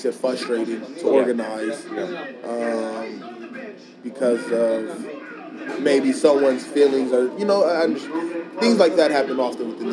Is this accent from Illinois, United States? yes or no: no; Compton, California, United States; also born or lived in Pomona, California; I moved away from Compton, I was like sixth grade